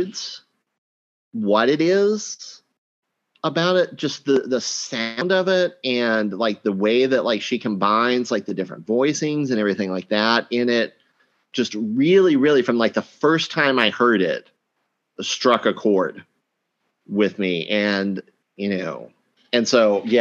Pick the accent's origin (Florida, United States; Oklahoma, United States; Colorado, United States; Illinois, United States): Oklahoma, United States; moved away; growing up in Oklahoma